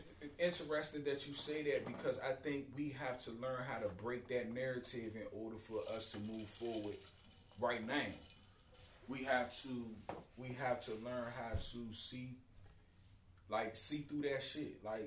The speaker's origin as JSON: {"language": "English", "town": "Washington", "region": "District of Columbia", "country": "United States", "said": "being from D.C. and only being from D.C."}